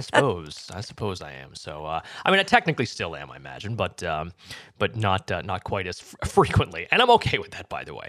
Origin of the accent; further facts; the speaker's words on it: New England, United States; I am from New England